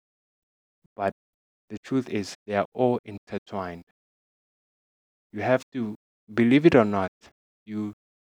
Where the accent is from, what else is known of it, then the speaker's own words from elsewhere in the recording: Middelburg, Mpumalanga, South Africa; I'm from Middelburg, Mpumalanga, South Africa